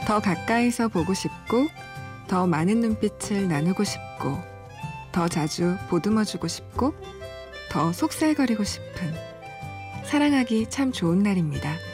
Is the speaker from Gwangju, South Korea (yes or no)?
no; Busan, South Korea; moved away; 저는 부산 사람으로서